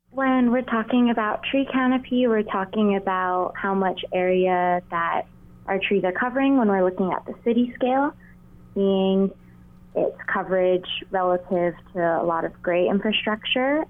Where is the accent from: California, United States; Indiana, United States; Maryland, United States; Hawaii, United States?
Hawaii, United States; Honolulu; I grew up in Honolulu, Hawaii